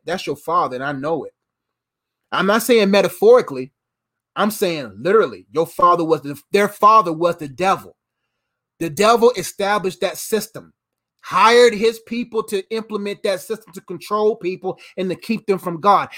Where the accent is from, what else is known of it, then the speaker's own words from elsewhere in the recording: United States; Before I'm an American man, I'm a kingdom man.